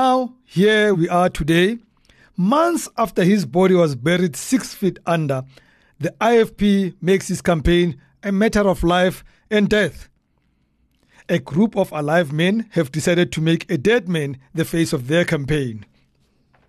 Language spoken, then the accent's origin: English; Soweto, Gauteng, South Africa; growing up in Dobsonville, Soweto